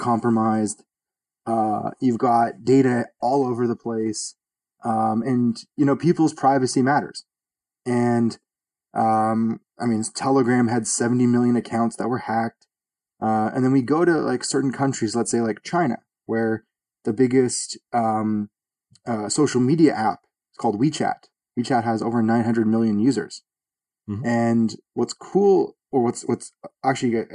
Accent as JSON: {"language": "English", "town": "Toronto", "region": "Ontario", "country": "Canada", "said": "I'm from Toronto, Canada."}